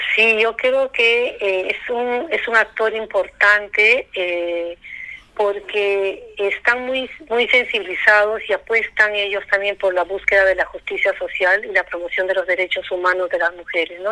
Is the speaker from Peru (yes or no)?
yes; Peru; así somos los peruanos